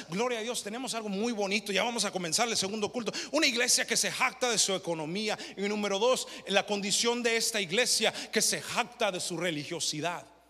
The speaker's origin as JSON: {"language": "Spanish", "country": "United States", "tie": "born or raised there", "said": "yo no nací en México, nací aquí"}